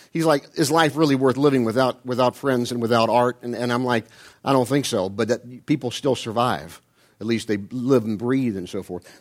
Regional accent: Ohio, United States; I'm from Ohio

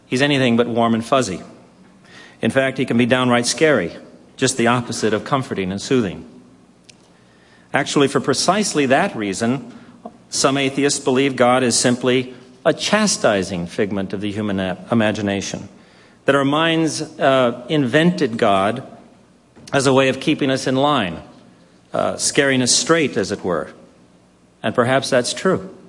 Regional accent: Los Angeles, California, United States; I was born in East Los Angeles, in the middle of the Mexican barrio

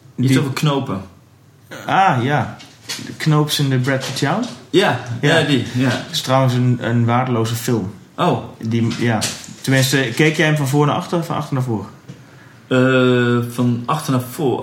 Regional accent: Twente, Overijssel, Netherlands; En ik kom dus uit Twente

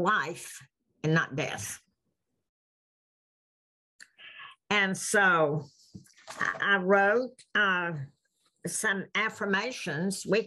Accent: the South, United States; we're from the South

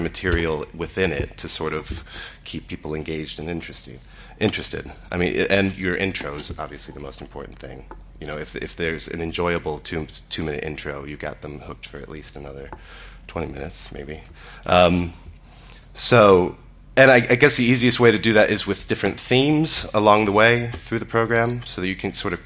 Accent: Cleveland, Ohio, United States; moved away; also born or lived in Chicago / London; I'm from Cleveland

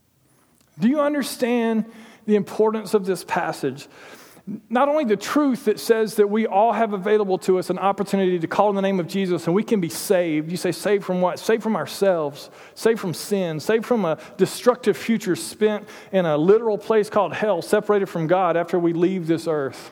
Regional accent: Toccoa, Georgia, United States; I grew up in Toccoa, Georgia, in Stevens County Middle School.

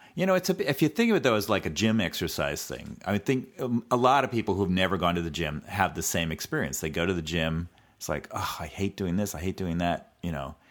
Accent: California, United States; a native Californian

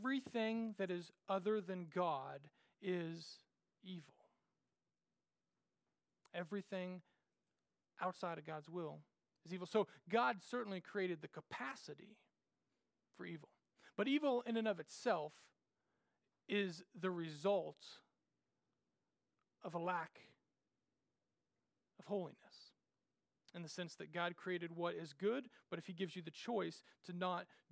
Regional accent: Randolph, Kansas, United States; my hometown, little old Randolph, Kansas

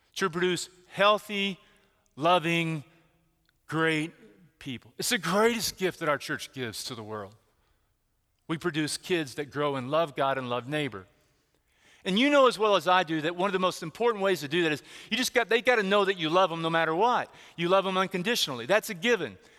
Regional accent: Texas, United States; where I grew up, where I grew up in Texas

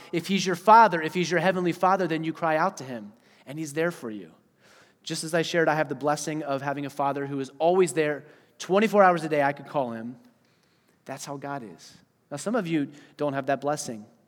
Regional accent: Eastern Pennsylvania, United States; moved away; also born or lived in Wisconsin; I was from Pennsylvania, right? Eastern Pennsylvania.

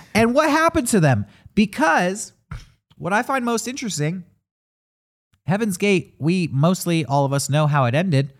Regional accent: San Diego, California, United States; our hometown of San Diego

